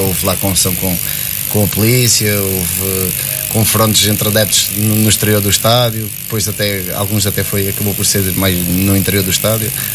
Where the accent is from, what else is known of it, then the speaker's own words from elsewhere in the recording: Montijo, Setúbal, Portugal; aqui no clube da minha terra